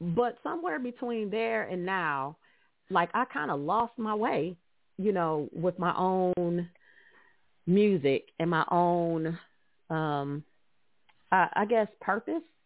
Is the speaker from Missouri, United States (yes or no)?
no; Detroit, Michigan, United States; I grew up in Detroit